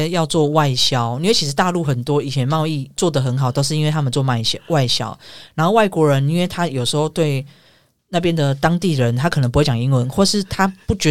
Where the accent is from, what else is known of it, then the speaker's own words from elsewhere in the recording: Taiwan; moved away as an adult; also born or lived in Huizhou, Guangdong / Panyu, Guangzhou; 那时候我们算是台湾人嘛